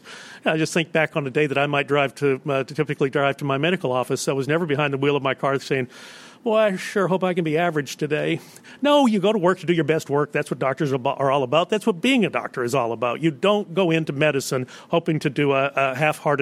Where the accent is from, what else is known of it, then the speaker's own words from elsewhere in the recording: Texas, United States; my home state of Texas